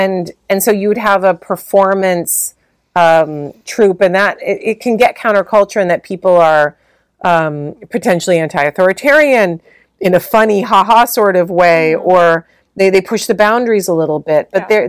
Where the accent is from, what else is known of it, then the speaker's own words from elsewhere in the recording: London, United Kingdom; like a London 70s, you know, we grew up in London, we have nothing, we have no money